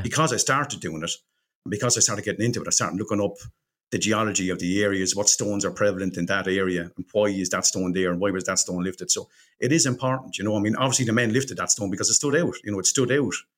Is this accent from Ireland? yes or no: yes; Ireland; we're Irish